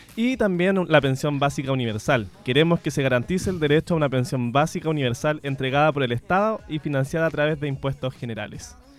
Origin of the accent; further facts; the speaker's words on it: Biobío, Chile; yo soy de acá del Biobío y me considero completamente mestizo también